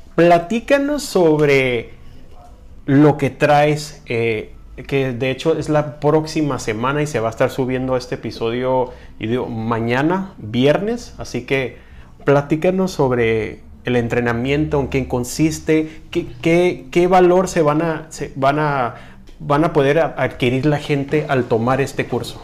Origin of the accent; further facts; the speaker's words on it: Mexico; como mexicano